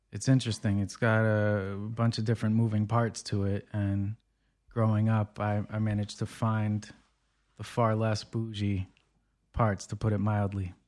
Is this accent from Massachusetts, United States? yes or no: yes; Brookline, Massachusetts, United States; also born or lived in Paris; now in Brooklyn, United States; I'm originally from Brookline, Massachusetts, suburb of Boston